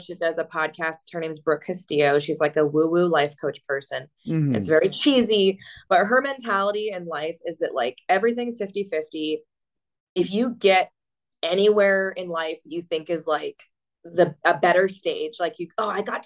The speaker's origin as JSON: {"language": "English", "region": "California", "country": "United States", "tie": "born or raised there", "moved": "as an adult", "said": "I'm from California. I've lived there my whole life"}